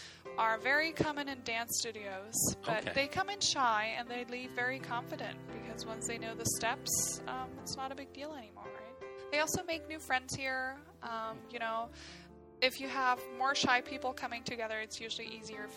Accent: Southern Germany, Germany; moved away as an adult; now in Vancouver, Canada; I'm from Germany, and I'm from a much smaller city. I come from the south

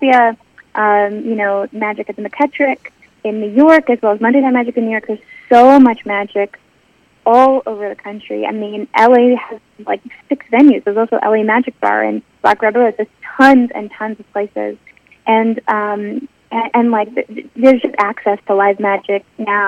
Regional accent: Calgary, Alberta, Canada; I was growing up in Calgary, Alberta

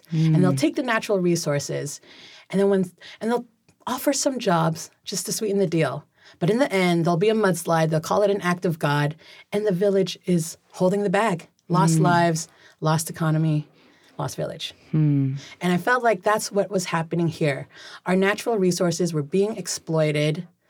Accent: Gig Harbor, Washington, United States; also born or lived in Manila; I was born in Manila, Philippines, and then immigrated to Seattle, Washington. By first grade, I was in Gig Harbor.

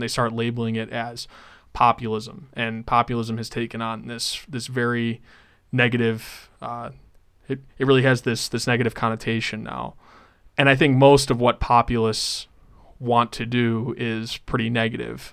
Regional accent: North Dakota, United States; my home state of North Dakota

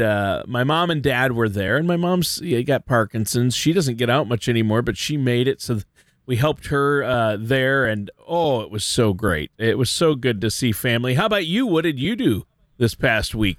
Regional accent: Worthington, Minnesota, United States; moved away; I actually went down to my hometown, Worthington, Minnesota

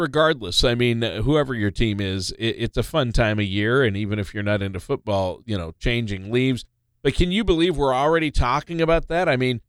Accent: Minnesota, United States; we're both originally from Minnesota

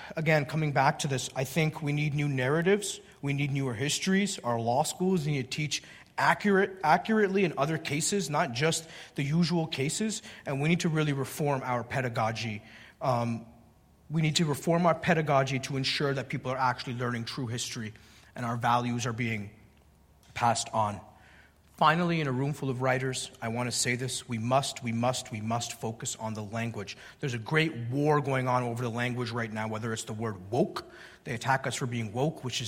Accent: Canada; the welfare state where I grew up in Canada

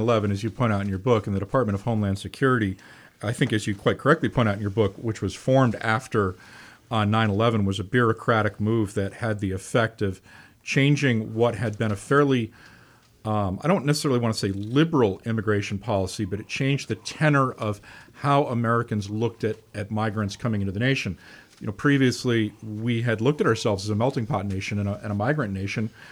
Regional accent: United Kingdom; now in United States; I grew up in the United Kingdom

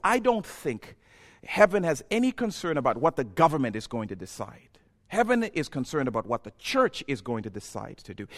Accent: Zambia; moved away as an adult; also born or lived in Ohio; now in United States; I'm from Zambia

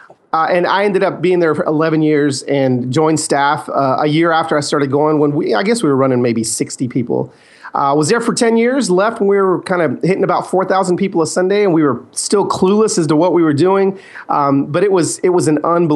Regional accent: Los Angeles, California, United States; I was born in East LA and, that's kind of where my family is from. My dad planted a church there in the 70s

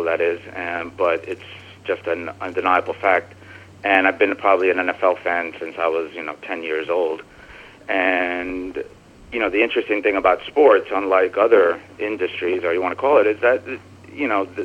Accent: New Jersey, United States; also born or lived in Brooklyn; I'm from New Jersey. I live in Jersey. I've lived in Brooklyn.

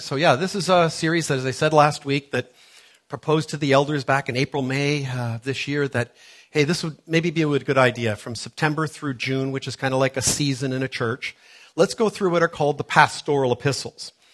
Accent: Toronto, Ontario, Canada; moved away; growing up in Toronto, which is where I grew up many years ago

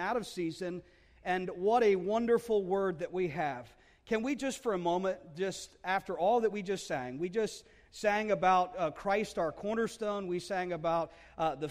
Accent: New Jersey, United States; we love New Jersey. It's a place where I grew up

